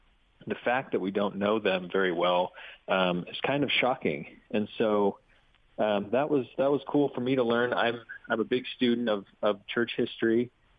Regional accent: Utah, United States; I am Utah born and raised, and I'm a local guy. I like to stay close to the mountains, so I'm not going anywhere.

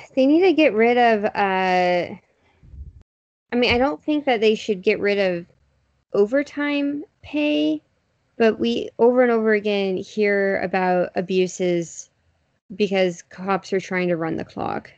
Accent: Houston, Texas, United States; my hometown

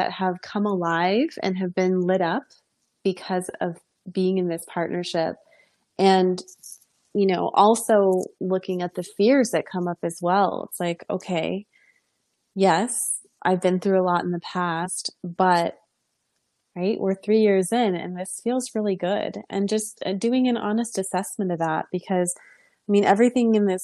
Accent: New York, United States; I'm from New York as well.

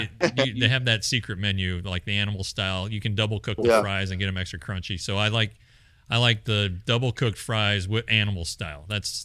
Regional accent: Colorado, United States; I'm from Colorado.

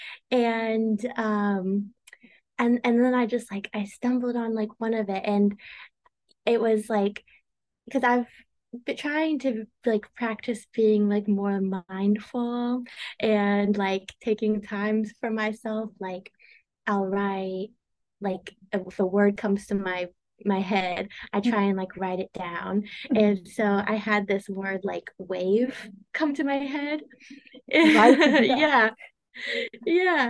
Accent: Tulsa, Oklahoma, United States; I'm from Tulsa, Oklahoma

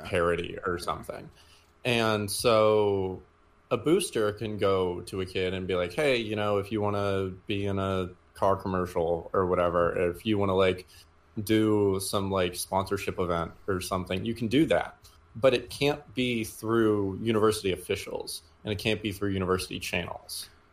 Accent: Houston, Texas, United States; also born or lived in Denton, Texas; I'm from Houston originally.

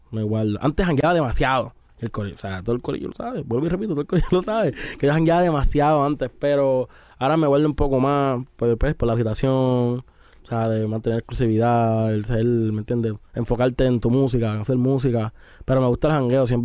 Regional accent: Puerto Rico; Ah, yo soy de, de Atorrey, pero mi familia es de Isabel y de Aguada.

